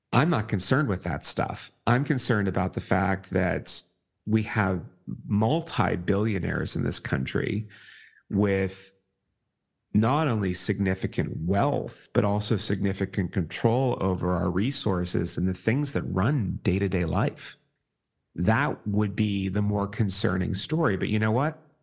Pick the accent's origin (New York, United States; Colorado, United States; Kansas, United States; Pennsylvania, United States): Pennsylvania, United States; Pittsburgh; moved away as an adult; I'm from Pittsburgh.